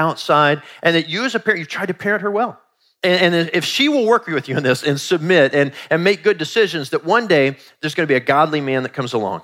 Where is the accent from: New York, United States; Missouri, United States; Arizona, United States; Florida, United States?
Missouri, United States; Kansas City; So Kansas City is actually my hometown. I was born in Kansas City, Missouri, at St. Joseph's Medical Center